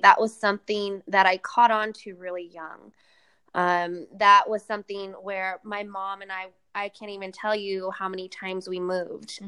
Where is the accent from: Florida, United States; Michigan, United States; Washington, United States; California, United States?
California, United States; Sacramento; My second show in my hometown, Sacramento